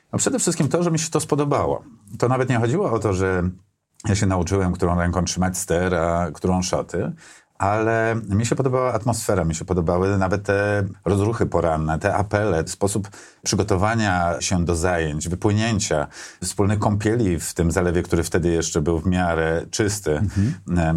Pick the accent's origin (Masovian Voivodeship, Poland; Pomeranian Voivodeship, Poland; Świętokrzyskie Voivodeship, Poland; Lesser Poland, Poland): Masovian Voivodeship, Poland; Warsaw; Ja urodziłem się w Warszawie, na Pradze Południe mieszkałem, tam się wychowałem